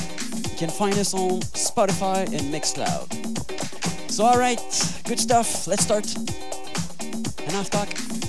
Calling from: Montreal, Quebec, Canada; I'm live from Montreal, Quebec, Canada.

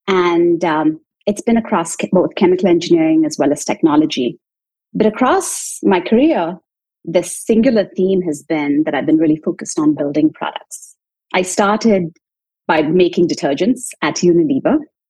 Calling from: Chicago, Illinois, United States; I'm calling in from Chicago. It's a cloudy day today, but I'm doing well.

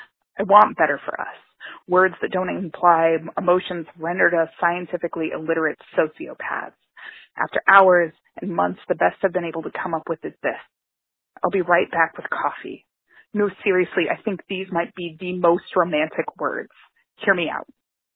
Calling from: Pittsburgh, Pennsylvania, United States; I'm calling from Pittsburgh, Pennsylvania

